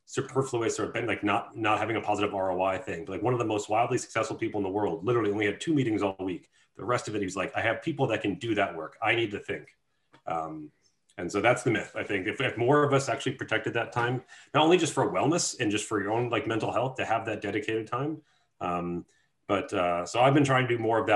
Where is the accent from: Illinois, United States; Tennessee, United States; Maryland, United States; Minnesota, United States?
Illinois, United States; Chicago; I come from Chicago where like portion control is not a thing